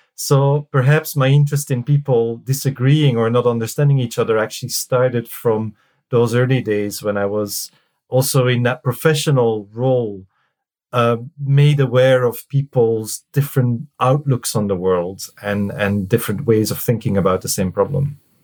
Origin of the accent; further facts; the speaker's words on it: Belgium; moved away as an adult; also born or lived in Reading, United Kingdom; now in United Kingdom; I'm from Belgium originally, and I came to the UK uh-huh. in '99